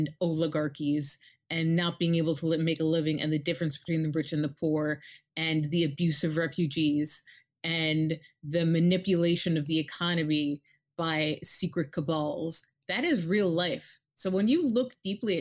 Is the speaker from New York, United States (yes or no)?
yes; New York City, New York, United States; I'm from New York City